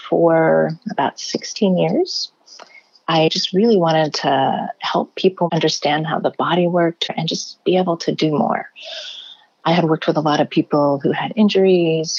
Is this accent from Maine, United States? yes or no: yes; Maine, United States; now in California, United States; I'm originally from Maine